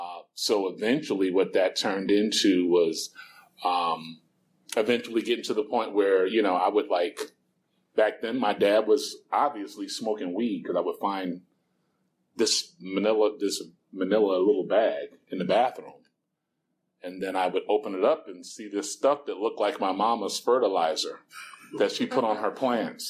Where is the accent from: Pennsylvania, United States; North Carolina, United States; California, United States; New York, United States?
New York, United States; New York City; moved away; I'm originally from New York City